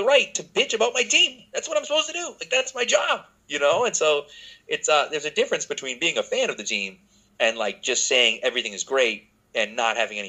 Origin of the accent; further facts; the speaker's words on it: Boston, Massachusetts, United States; I grew up in the Boston area